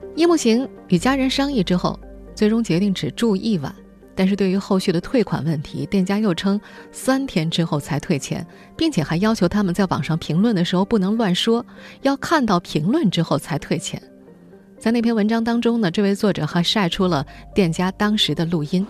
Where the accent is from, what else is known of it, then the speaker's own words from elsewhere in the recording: southern China, China; 作为一个南方人